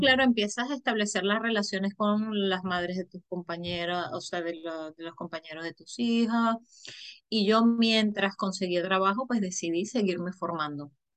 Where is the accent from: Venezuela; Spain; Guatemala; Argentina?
Venezuela; moved away as an adult; yo soy de Venezuela